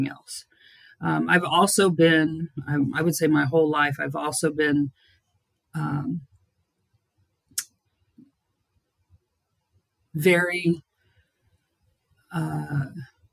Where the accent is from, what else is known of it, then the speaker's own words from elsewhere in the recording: Dallas, Texas, United States; moved away; I'm originally born and raised in Dallas, Texas